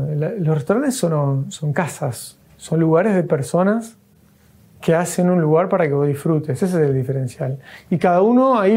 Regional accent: Rosario, Santa Fe, Argentina; nos albergó acá después de venir de Rosario, eso somos de Rosario.

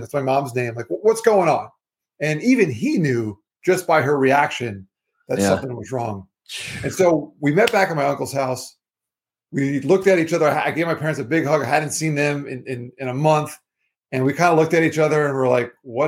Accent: Florida, United States; I'm from Florida. I live in Florida.

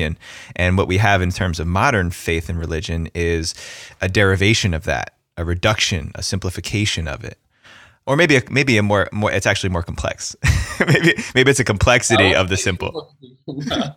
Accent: New Jersey, United States; I grew up in New Jersey

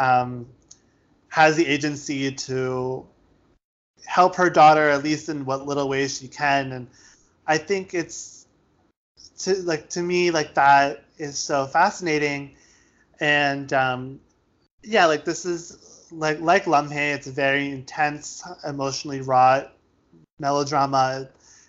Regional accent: United States; I'm Indian, but I was born in America

